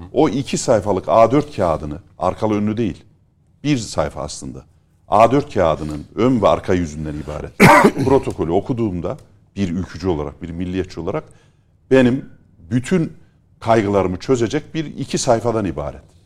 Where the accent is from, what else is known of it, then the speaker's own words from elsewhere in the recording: Kayseri, Kayseri Province, Turkey; Ben memleketim Kayserili, Orta Anadolu'yum, Orta Anadolu'luyum.